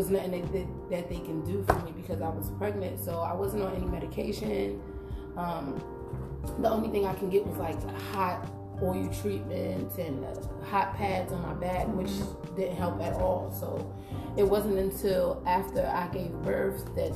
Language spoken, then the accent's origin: English; Jersey City, New Jersey, United States; moved away as an adult; also born or lived in Newark, New Jersey; now in Washington, D.C., United States; I'm originally from Jersey City, New Jersey, born and raised.